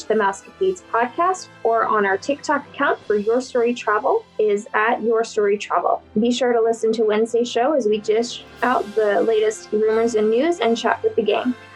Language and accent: English; New York, United States; accent: New York; now in Colorado, United States; New York